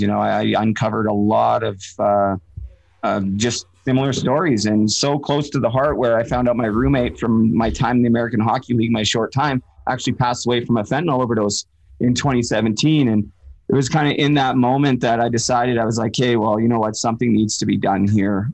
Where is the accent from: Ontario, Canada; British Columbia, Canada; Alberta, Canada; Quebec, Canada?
British Columbia, Canada; Port Coquitlam; I'm originally from Port Coquitlam. I always just say Vancouver because it's easier